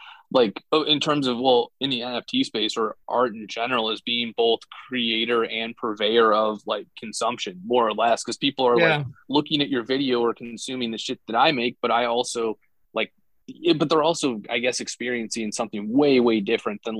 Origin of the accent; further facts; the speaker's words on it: Northern Indiana, United States; I'm from Northern Indiana.